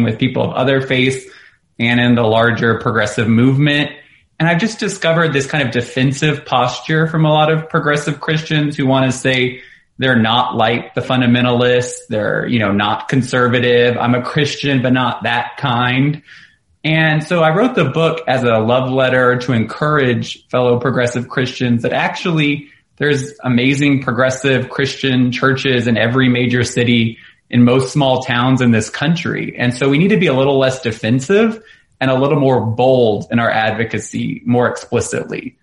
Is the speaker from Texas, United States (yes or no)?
yes; Houston, Texas, United States; moved away as an adult; also born or lived in New York City, United States; now in Louisville, United States; growing up in Houston, now in Louisville